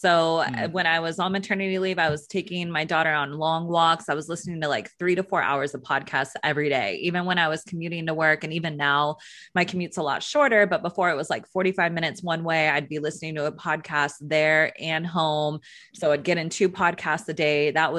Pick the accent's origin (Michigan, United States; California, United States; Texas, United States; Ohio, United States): California, United States; I grew up in Northern California. I graduated from Sacramento State University